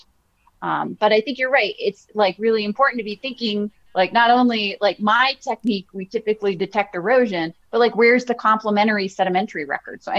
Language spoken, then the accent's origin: English; Virginia, United States; I grew up in Virginia, and my family would go to the Smithsonian in Washington, D.C.